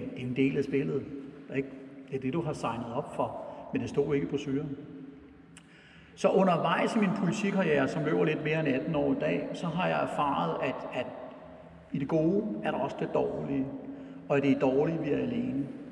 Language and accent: Danish; Brøndby, Capital Region of Denmark, Denmark; jeg voksede op ude på Brøndby Øster i, øh, i 70'erne